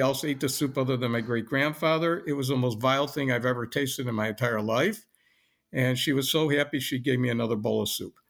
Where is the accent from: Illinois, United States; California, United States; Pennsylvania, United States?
Illinois, United States; Lincolnwood; also born or lived in Chicago; I was born in Chicago and never really left Chicago. I grew up in Lincolnwood, Illinois, which is a suburb of Chicago